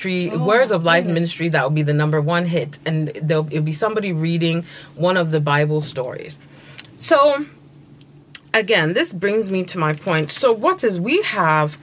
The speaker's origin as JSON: {"language": "English", "country": "Ghana"}